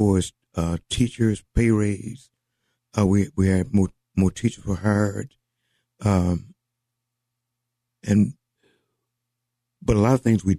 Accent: Amarillo, Texas, United States; moved away as an adult; also born or lived in Dallas, Texas; I was born and raised in Amarillo, Texas

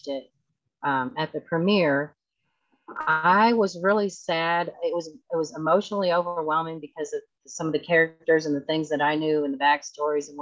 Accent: Texas, United States; moved away; I grew up in Texas, so we make Tex-Mex all the time

